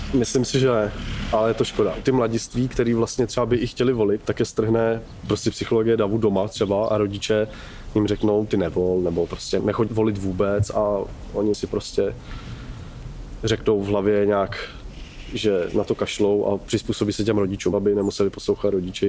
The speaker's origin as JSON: {"language": "Czech", "town": "Horní Slavkov", "region": "Karlovy Vary Region", "country": "Czechia", "also_born_or_lived": "Kraslice", "moved": "yes", "lives_now": "Kynšperk nad Ohří, Czechia", "said": "Pocházím z Horního Slavkova, odkud jsem se pak přestěhoval do Krasly"}